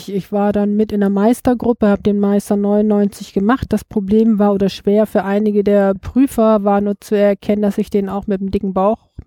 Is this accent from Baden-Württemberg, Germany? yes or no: no; Bremen, Germany; born there; Geboren in Bremen, Bremen-Nord